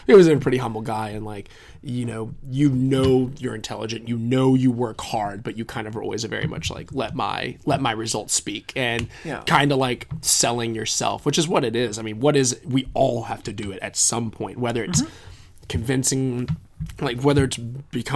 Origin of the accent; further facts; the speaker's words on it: New Orleans, Louisiana, United States; I'm a filmmaker from New Orleans, attended the University of Virginia